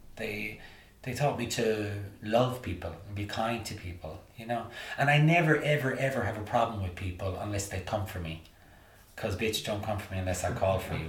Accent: Limerick, Munster, Ireland; moved away as an adult; also born or lived in New York, United States; I remember going around Limerick in the eighties with my lino, body popping and breakdance

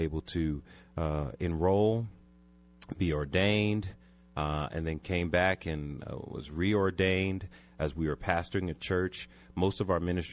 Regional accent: Philadelphia, Pennsylvania, United States; now in Aurora, United States; I'm originally from Philadelphia.

